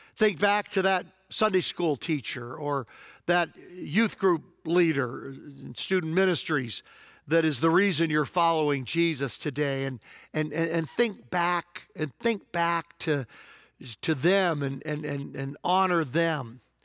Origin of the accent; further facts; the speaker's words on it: Hopewell, Virginia, United States; moved away; also born or lived in Prince George County, Virginia; my hometown in Hopewell, Virginia